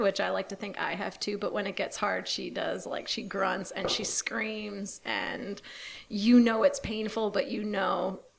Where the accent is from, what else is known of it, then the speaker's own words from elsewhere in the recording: Ohio and Michigan, Midwest, United States; moved away; I'm originally from the Midwest, Ohio and Michigan